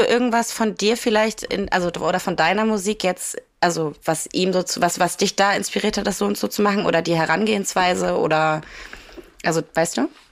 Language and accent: German; Kiel, Schleswig-Holstein, Germany; ich komme aus Kiel